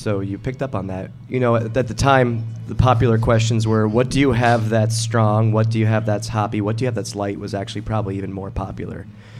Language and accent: English; Ireland; I'm Irish, not, I'm, so I can't know that.